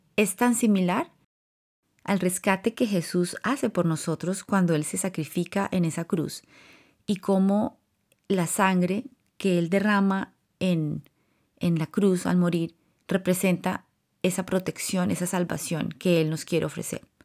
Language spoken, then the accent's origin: Spanish; Colombia; moved away; Cuando estaba creciendo en Colombia, la influencia más fuerte que tuve fue de mis abuelos maternos